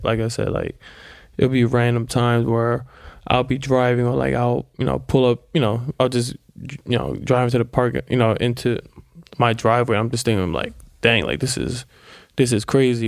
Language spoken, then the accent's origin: English; Silver Spring, Maryland, United States; I grew up in Silver Spring, Maryland